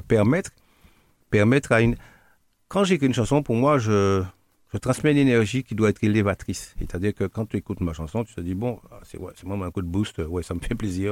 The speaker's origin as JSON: {"language": "French", "country": "Guadeloupe", "tie": "born or raised there", "also_born_or_lived": "Martinique", "said": "je suis Guadeloupéen, né à Guadeloupe, de par Guadeloupéen"}